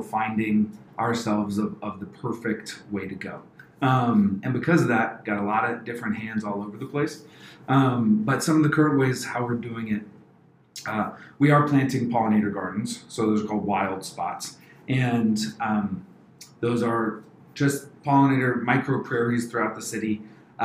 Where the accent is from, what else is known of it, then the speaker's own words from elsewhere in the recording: Maryland, United States; moved away as an adult; now in Columbus, United States; I grew up mostly right outside Washington, D.C. in a place called Baton, Maryland.